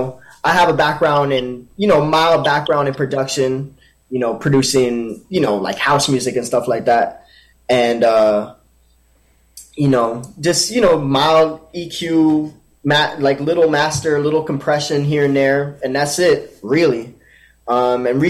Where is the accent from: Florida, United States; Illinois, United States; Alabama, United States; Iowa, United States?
Florida, United States; Miami; now in New York City, United States; We're actually all from Florida. Me and Abdias are from Miami.